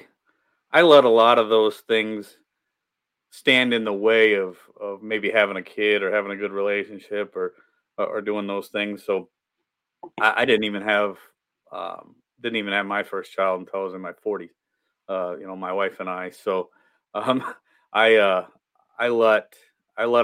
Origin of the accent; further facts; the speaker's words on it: Midwest, United States; We grew up in the Midwest, grew up poor, working class parents